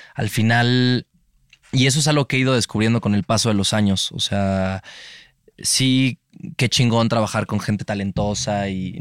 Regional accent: Mexico; como mexicanos

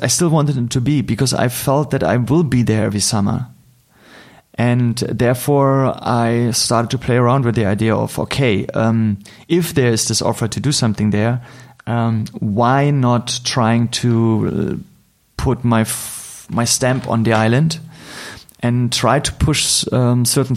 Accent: Berlin, Germany; I'm hardly in my hometown in Berlin for a long time

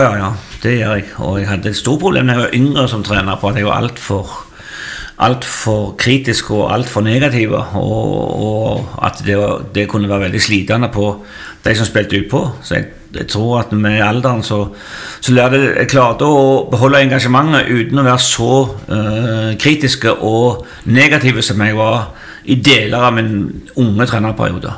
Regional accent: Figgjo, Rogaland, Norway; Ja, jeg er jo eh, født og oppvokst på Figgen. Det heter jo Figgjo

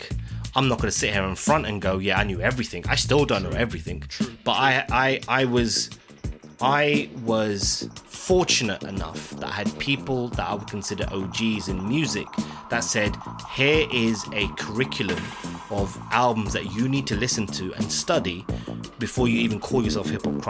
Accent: London, United Kingdom; I'm an Indian guy from Southall

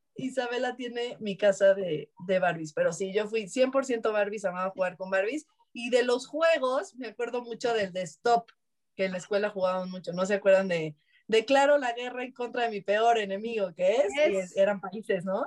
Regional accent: Mexico; Somos mal hablados los mexicanos

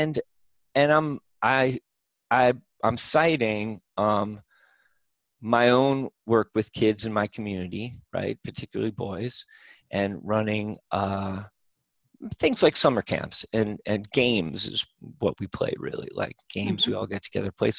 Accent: United States; I'm from America

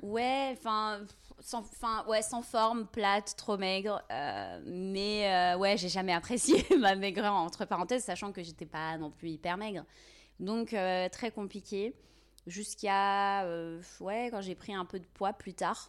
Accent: Tizi Ouzou, Tizi Ouzou Province, Algeria; moved away as an adult; now in France; je suis née en Algérie et j'ai grandi, vécu là-bas pendant plusieurs années. Euh, exactement à Tizi Ouzou, en Kabylie, en Algérie.

